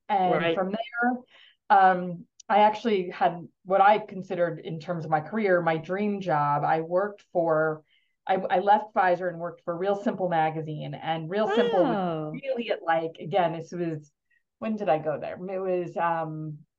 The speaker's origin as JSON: {"language": "English", "area": "Long Island", "region": "New York", "country": "United States", "tie": "born or raised there", "said": "I grew up in New York on Long Island, and went to college in New York also"}